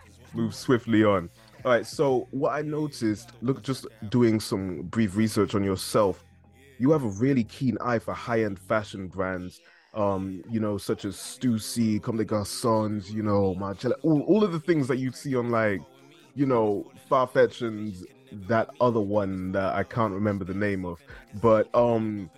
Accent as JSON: {"language": "English", "town": "Cardiff", "region": "Wales", "country": "United Kingdom", "tie": "born or raised there", "also_born_or_lived": "South London", "moved": "as an adult", "lives_now": "Essex, United Kingdom", "said": "I was born in South London, moved to Cardiff when I was like 9, and now I'm in Essex doing this, studying"}